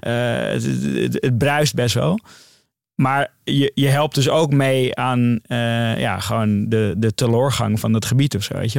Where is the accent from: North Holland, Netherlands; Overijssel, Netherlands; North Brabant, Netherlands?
North Holland, Netherlands; Amsterdam; Ik ging daar weg als een Noorderling